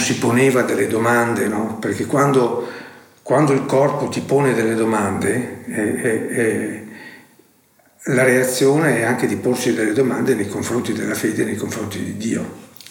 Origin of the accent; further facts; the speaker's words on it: Cittadella, Veneto, Italy; also born or lived in Verona; Sono nato a Cittadelle, provincia di Padova